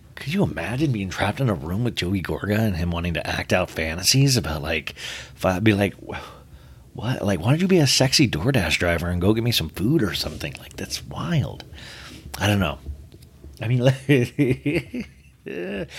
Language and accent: English; Olathe, Kansas, United States; growing up in Olathe, Kansas